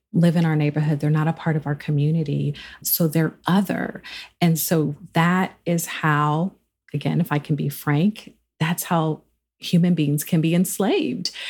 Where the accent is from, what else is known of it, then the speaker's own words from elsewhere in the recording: Charleston, South Carolina, United States; I grew up in Charleston, South Carolina